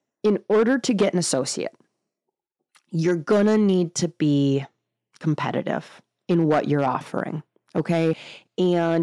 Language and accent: English; Northern Wisconsin, United States; just Northern Wisconsin